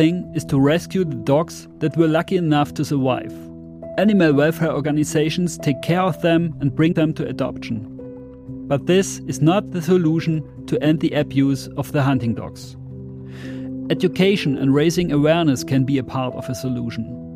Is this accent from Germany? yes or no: yes; Germany; English is a second language; It's not my native language because I'm German.